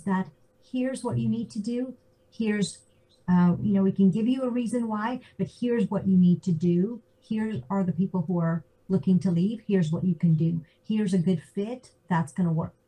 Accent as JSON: {"language": "English", "region": "Georgia", "country": "United States", "tie": "born or raised there", "also_born_or_lived": "Zambia / San Jose, California / New York", "moved": "as an adult", "lives_now": "Zurich, Switzerland", "said": "I grew up in Georgia. My parents are in Atlanta."}